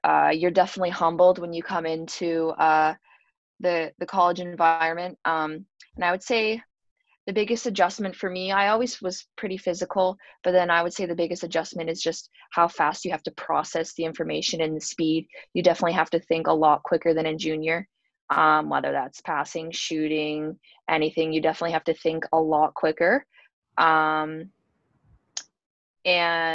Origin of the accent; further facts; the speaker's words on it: St. Catharines, Ontario, Canada; moved away as an adult; the actual school being so close to my hometown, St. Catharines